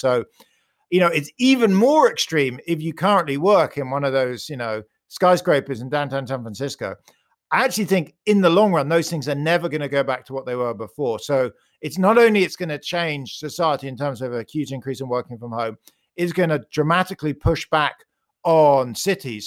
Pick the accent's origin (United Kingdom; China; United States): United Kingdom; accent: British; You can hear I'm British